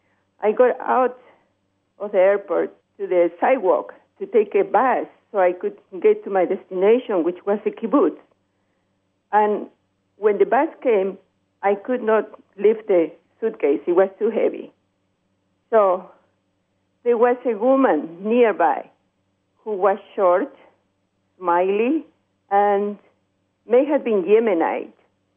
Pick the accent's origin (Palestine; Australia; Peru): Peru; English is a second language; now in Chicago, United States; My call is from Chicago. Originally, I'm from Peru.